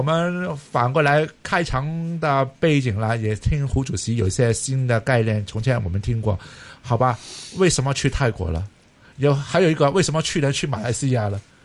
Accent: Hong Kong; 我们是香港人

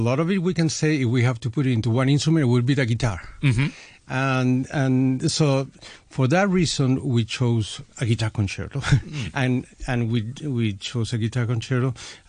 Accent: Mexico; I am from Mexico

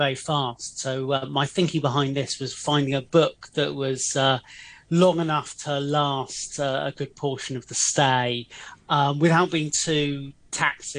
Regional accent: England, United Kingdom; moved away as an adult; now in Hong Kong; being English

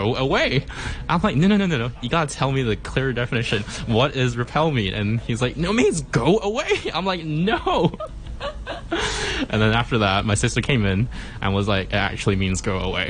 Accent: Hong Kong; I was born and raised in Hong Kong

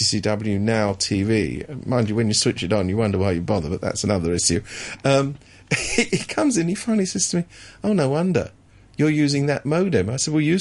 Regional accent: London, United Kingdom; now in Hong Kong; I come from London and I've spent a lifetime travelling on the tube

